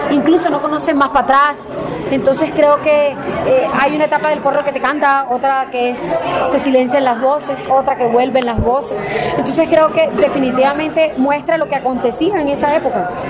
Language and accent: Spanish; Colombia; Y creo que ese es mi sueño como colombiana